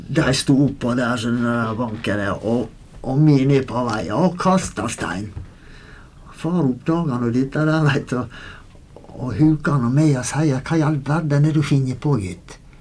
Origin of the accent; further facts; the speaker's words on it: Goksøyr, Møre og Romsdal, Norway; Vi vokste opp ute i Goksøyra